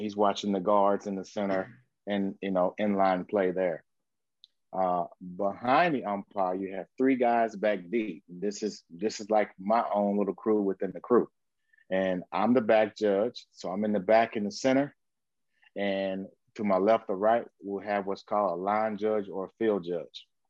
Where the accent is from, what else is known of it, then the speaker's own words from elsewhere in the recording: Grand Prairie, Texas, United States; I'm from Grand Prairie, Texas